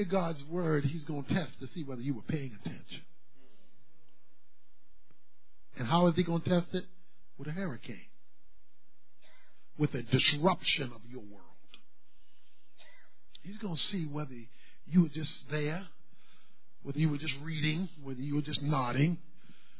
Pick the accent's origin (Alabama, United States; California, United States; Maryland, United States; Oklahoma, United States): Maryland, United States; Baltimore; When I was a boy growing up in Baltimore, where I'm from